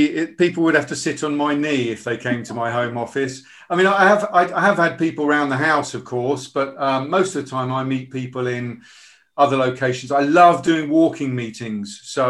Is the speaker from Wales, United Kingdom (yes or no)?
yes; Bridgend, Wales, United Kingdom; born there; But I was born in Wales. I was born in Bridgend, and I've always identified with being Welsh, especially when it comes to the rugby.